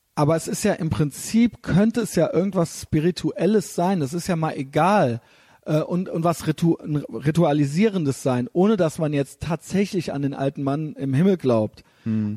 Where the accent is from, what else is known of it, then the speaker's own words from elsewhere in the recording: Germany; wo wir hier in Deutschland, ich merke es ja als Deutscher